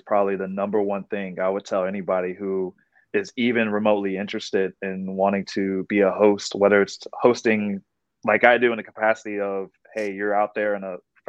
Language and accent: English; San Francisco, California, United States; moved away as an adult; now in New Orleans, United States; I was hosting back on the West Coast. I'm originally from San Francisco. So made the move here